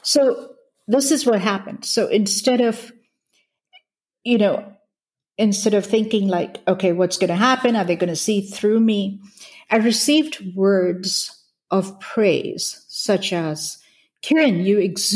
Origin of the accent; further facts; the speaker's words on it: Hong Kong; moved away as an adult; also born or lived in India / California; So I grew up in Hong Kong. I was born in India, moved to Hong Kong, grew up in Hong Kong